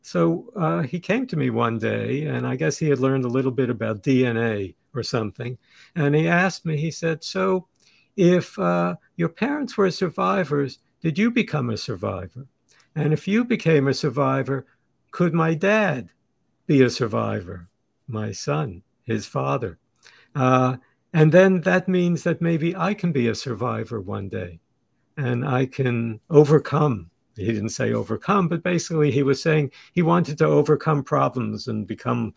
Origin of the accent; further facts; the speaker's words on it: Brooklyn, New York, United States; also born or lived in Sweden; we lived in Brooklyn after we left Sweden when I was still very, very young